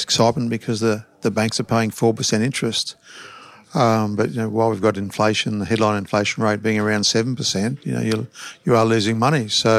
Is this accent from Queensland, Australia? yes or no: yes; Queensland, Australia; also born or lived in Victoria, Australia / Dalby, Queensland; now in Brisbane, Australia; We lived in Dolby, first of all. I was born in Victoria. Then we came to Queensland, went to Dolby. Then I was probably in year seven when we came to Brisbane. Lived here most of my life.